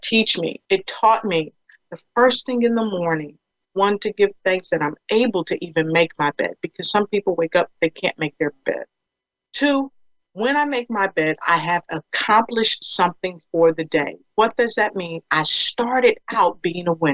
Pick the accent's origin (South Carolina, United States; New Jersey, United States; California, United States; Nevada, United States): New Jersey, United States; Passaic; I'm from New Jersey, Passaic, New Jersey, that is